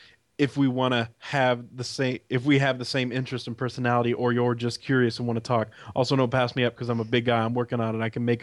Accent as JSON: {"language": "English", "town": "Heath", "region": "Ohio", "country": "United States"}